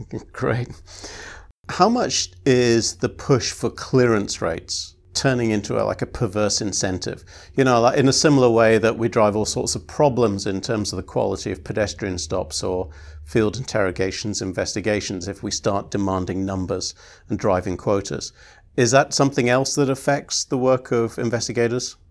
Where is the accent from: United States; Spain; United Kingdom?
United Kingdom; I'm British